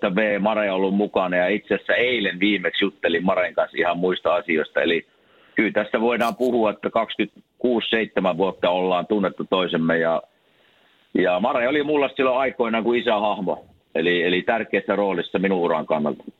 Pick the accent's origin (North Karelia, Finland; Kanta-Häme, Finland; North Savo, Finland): North Savo, Finland; Kuopio; me ollaan Kuopiosta molemmat